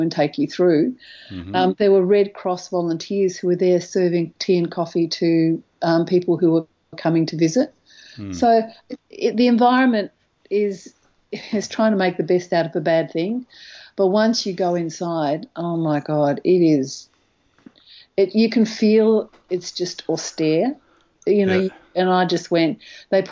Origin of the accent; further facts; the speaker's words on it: Australia; as an Australian